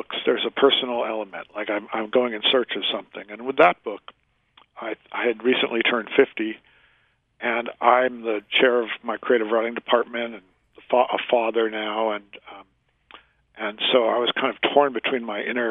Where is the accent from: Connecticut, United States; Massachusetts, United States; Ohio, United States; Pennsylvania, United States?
Massachusetts, United States; Worcester; moved away; I grew up in Massachusetts